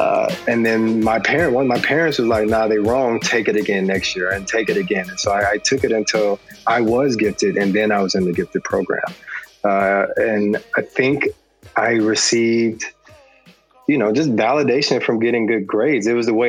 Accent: Atlanta, Georgia, United States; And honestly, I took it for granted when I was growing up in Atlanta, but I think it did something to me.

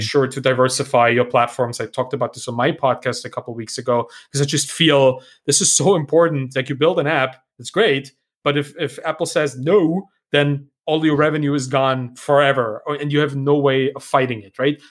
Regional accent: Germany; English is a second language; I'm also German and, uh, English may not be my, my first language.

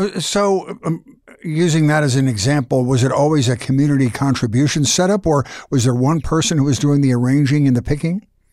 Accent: Philadelphia, Pennsylvania, United States; I'm from Philadelphia

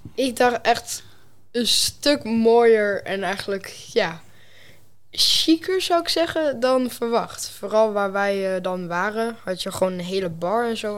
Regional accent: Enschede, Overijssel, Netherlands; ik kom uit Enschede, gewoon geboren. En ja, daar leef ik nu ook gewoon.

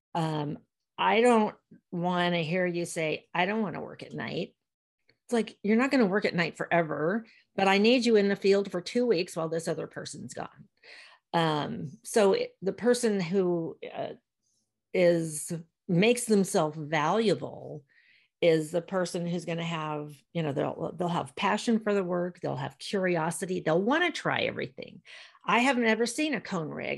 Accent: Virginia, United States; moved away as an adult; also born or lived in Portland, Maine / Southern California / Sacramento / San Diego; Born and raised in Virginia

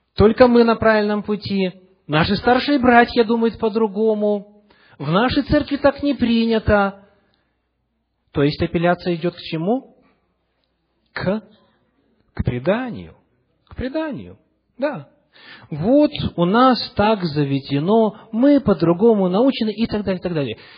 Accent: Western Ukraine, Chernivtsi Oblast, Ukraine; moved away; also born or lived in Russia / Seattle; Когда я рос в церкви на Западной Украине, в Черновицкой области

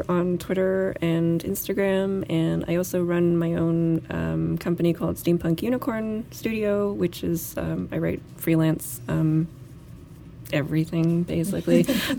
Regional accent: Canada; And also, I'm from Canada.

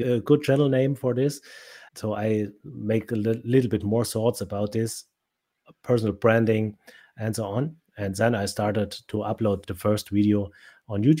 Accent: Germany; first language German; English is a second language

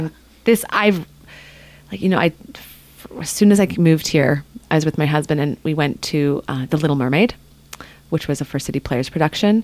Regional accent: Canada; now in Ketchikan, United States; I'm actually Canadian

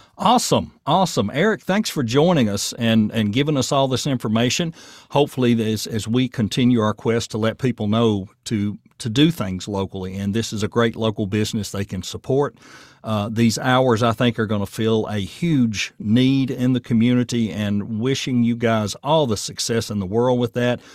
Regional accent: Murfreesboro, Tennessee, United States; also born or lived in Chamblee/Doraville, Georgia / Nashville, Tennessee; now in Portland, United States; the Murfreesboro I grew up

